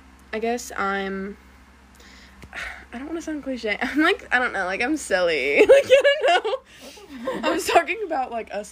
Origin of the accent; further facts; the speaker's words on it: West Tennessee, United States; we're all from Tennessee